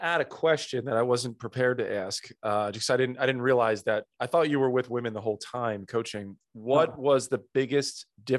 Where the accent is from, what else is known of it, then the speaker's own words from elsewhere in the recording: New Jersey, United States; I grew up in South Jersey